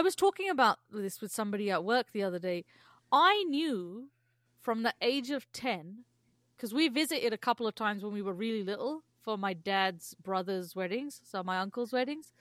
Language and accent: English; England, United Kingdom; now in Canada; growing up in England